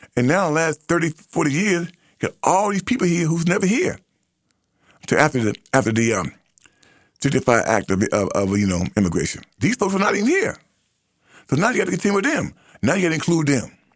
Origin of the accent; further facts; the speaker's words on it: United States; I am an American.